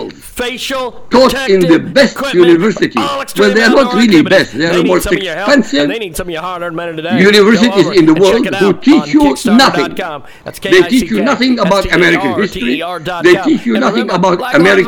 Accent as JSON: {"language": "English", "country": "Iraq", "moved": "yes", "lives_now": "United States", "said": "I come from Iraq"}